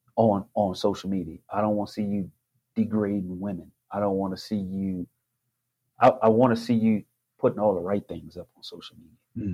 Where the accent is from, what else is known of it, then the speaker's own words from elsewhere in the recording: the South, United States; I grew up in the South